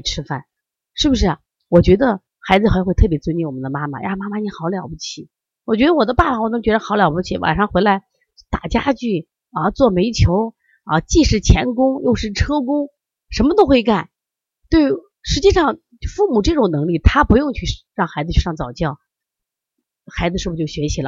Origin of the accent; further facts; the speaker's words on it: Shandong, China; 我山东人呀，我们家人可能更多的就是吃面嘛